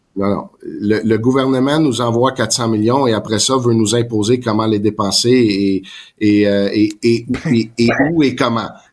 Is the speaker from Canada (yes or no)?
yes; Quebec, Canada; born or raised there; French is a second language